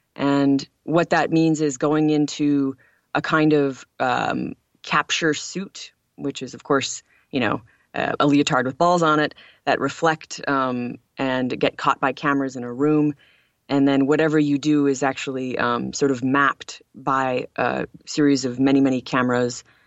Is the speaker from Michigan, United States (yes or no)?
yes; Lawrence, Michigan, United States; I grew up in the United States in a rural town in Upper Michigan called Lawrence